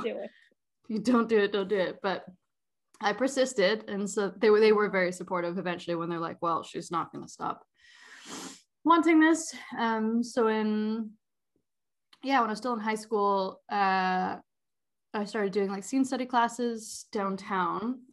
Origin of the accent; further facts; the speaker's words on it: Langley and Vancouver, British Columbia, Canada; also born or lived in Surrey, British Columbia; technically, I was born in Surrey. Um, grew up. Oh. my time between Langley and Vancouver